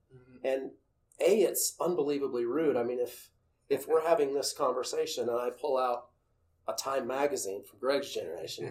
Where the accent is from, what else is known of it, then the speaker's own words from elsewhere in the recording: Utah, United States; moved away as an adult; also born or lived in Los Angeles; growing up in Utah